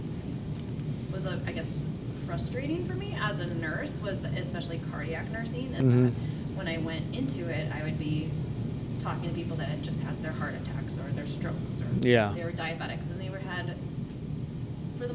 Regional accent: north of Milwaukee, Wisconsin, United States; also born or lived in Madison, Wisconsin; I grew up in Wisconsin, so just north of Milwaukee, about 30 minutes north of Milwaukee

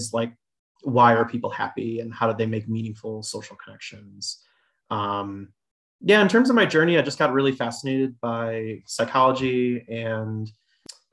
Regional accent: Chicago, Illinois, United States; also born or lived in Michigan; I was born in Chicago, south side of Chicago, and I went to Illinois, University of Illinois.

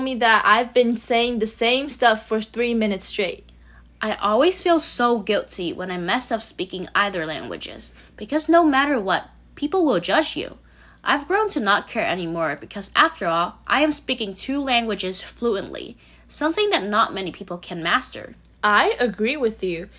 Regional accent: Vietnam; first language Vietnamese; English is a second language; moved away; my first language is Vietnamese. No one in my family speaks English, but I still think in English whenever I'm back in Vietnam

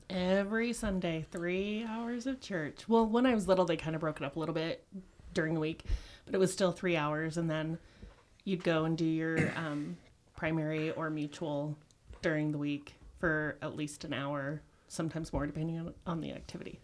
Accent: Utah, United States; I grew up in Utah

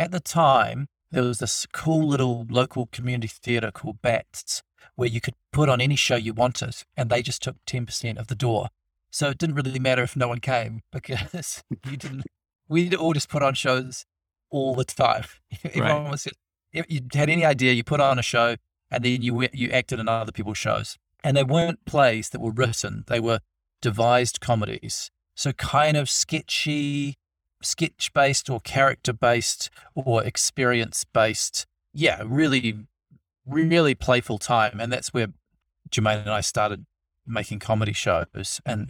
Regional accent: Wellington, New Zealand; And I'm from Wellington, which is a really cool little city in New Zealand

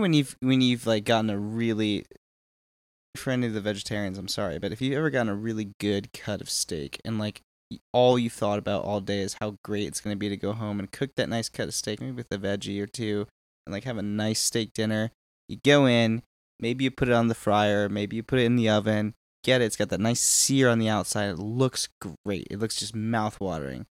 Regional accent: Houston, Texas, United States; My hometown of Houston, Texas

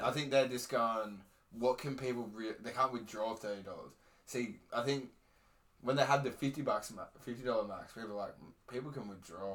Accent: Queensland, Australia; I'm a Queenslander

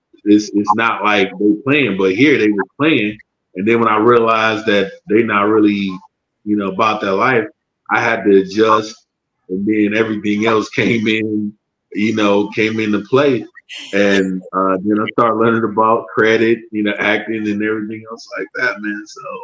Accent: Detroit, Michigan, United States; We're from Detroit.

